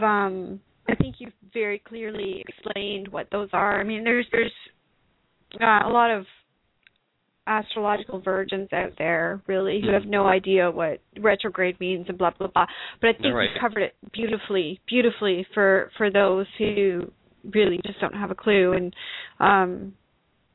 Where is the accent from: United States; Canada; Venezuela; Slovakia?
Canada; being a Canadian, having worked in a restaurant